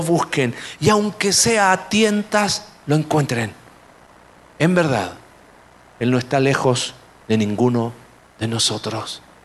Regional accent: Mexico; como buen mexicano

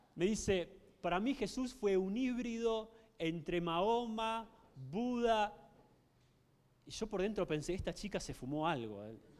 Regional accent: Argentina; La gran mayoría de la sociedad se declaraba eh, católica en mi país

